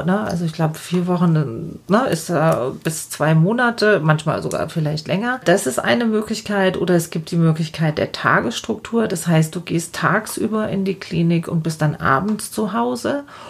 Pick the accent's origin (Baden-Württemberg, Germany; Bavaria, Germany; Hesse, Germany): Bavaria, Germany; Lower; bei uns in Niederbayern